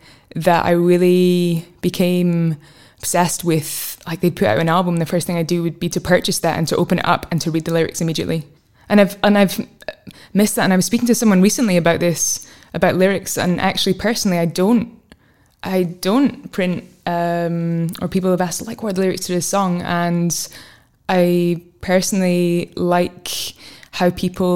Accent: Fife, Scotland, United Kingdom; where I grew up in Fife

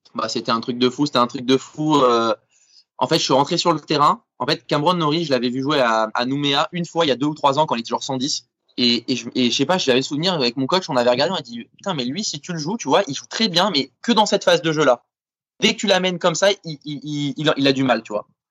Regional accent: France; je suis français, on est en France

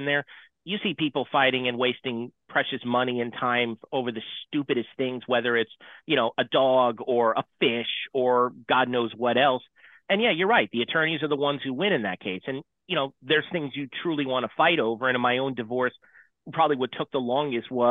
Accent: San Diego, California, United States; moved away as an adult; also born or lived in Wilmington, Delaware; I'm a Southern California kid born and raised in San Diego

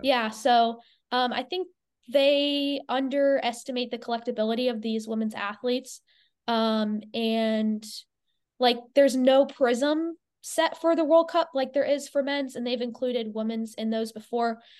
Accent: Clearwater, Florida, United States; I grew up in Clearwater, Florida

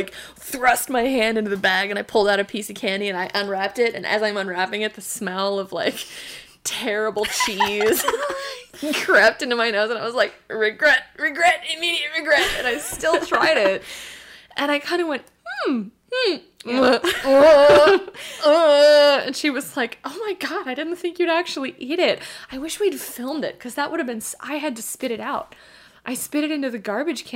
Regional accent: United States; I'm an American

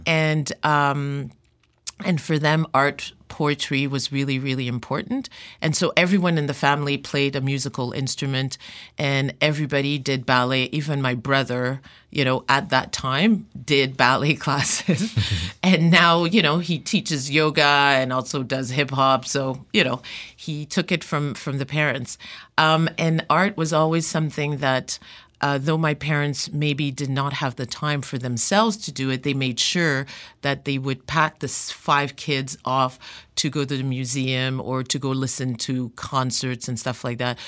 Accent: Montreal, Quebec, Canada; also born or lived in Democratic Republic of the Congo; raised in Montreal

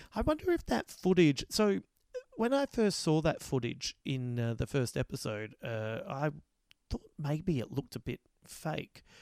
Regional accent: Adelaide, South Australia, Australia; I come from Adelaide

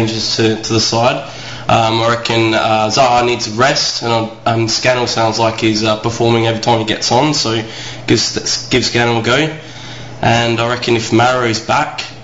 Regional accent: Australia; two of your favourite Aussie users

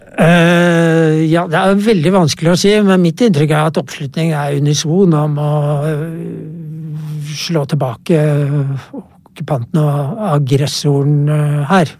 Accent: Norway; jeg kommer fra Norge

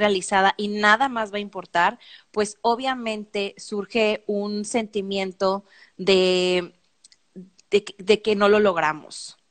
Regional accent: Mexico; somos mexicanas

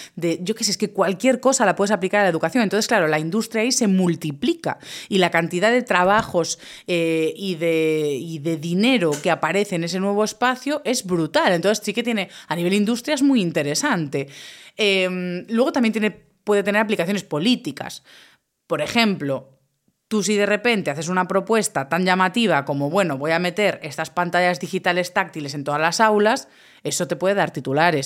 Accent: Galicia, Spain; mi tierra, en Galicia

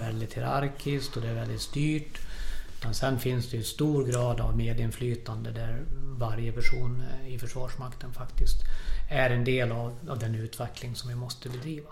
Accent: Falun, Dalarna County, Sweden; Jag är född och uppvuxen här i Falun

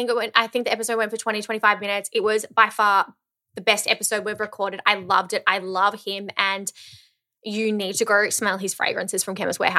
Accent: Melbourne, Victoria, Australia; we're from Melbourne.

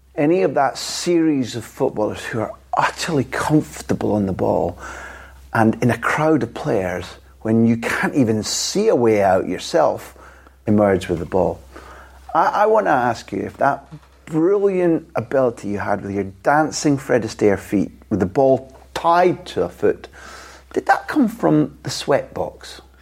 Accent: Scot, Scotland, United Kingdom; as a Scot

